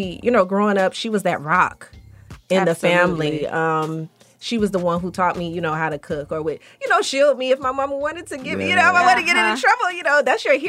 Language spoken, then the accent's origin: English; Hinesville, Georgia, United States; I am a country girl. I'm from Hinesville, Georgia. So most people don't know where that is, but it's near Savannah.